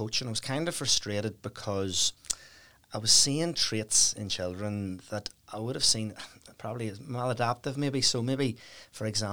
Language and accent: English; Dundrum, Northern Ireland, United Kingdom; I grew up in Dundrum, County Down, really happy childhood